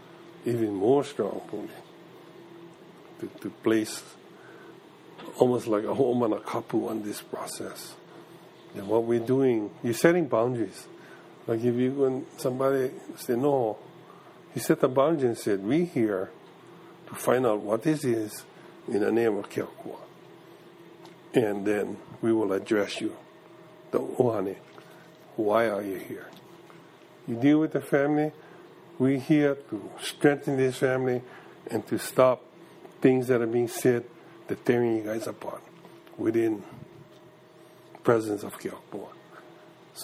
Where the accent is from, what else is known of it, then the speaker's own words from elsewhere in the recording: Kekaha, Hawaii, United States; I was from Kauai